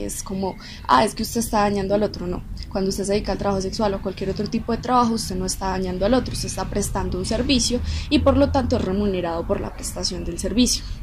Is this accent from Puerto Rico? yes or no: no; Antioquia, Colombia; nosotros fuimos criados con base en ese tipo de preceptos religiosos, pues para nosotros como sociedad antioqueña es muy difícil aceptar este tipo de trabajos.